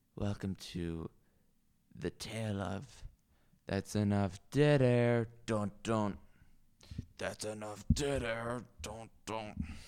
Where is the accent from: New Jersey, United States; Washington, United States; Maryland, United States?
Washington, United States; Seattle; also born or lived in Mercer Island; I grew up in Capitol Hill near Seattle and Seward Park as well, a little bit on Mercer Island